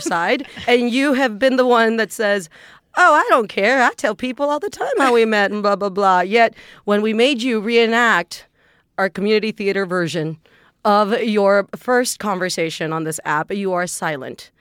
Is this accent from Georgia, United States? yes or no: no; South Texas, United States; I'm from Texas. I'm from South Texas. I'm from a little town that is actually dominated by the Catholic Church